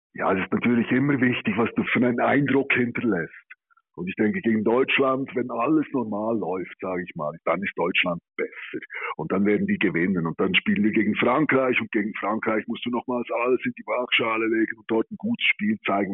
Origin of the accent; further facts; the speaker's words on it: Switzerland; wir als Schweizer